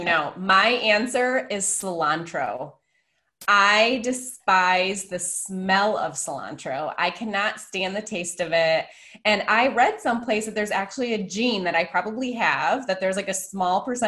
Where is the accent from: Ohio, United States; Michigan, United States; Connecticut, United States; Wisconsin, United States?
Michigan, United States; now in Phoenix, United States; I live in Phoenix now, which is in the desert, but I'm from Michigan originally